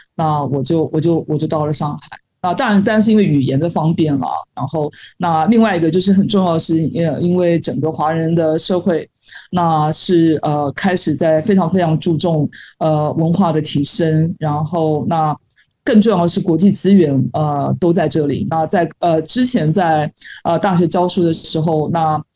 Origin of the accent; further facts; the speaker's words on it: Taiwan; moved away as an adult; now in Shanghai, China; 作为一个台湾人，觉得山很多嘛